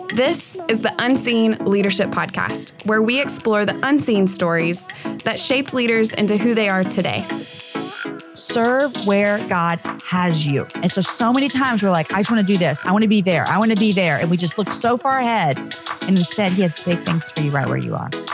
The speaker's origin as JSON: {"language": "English", "region": "Texas", "country": "United States", "also_born_or_lived": "Austin, Texas", "said": "I'm a Texan"}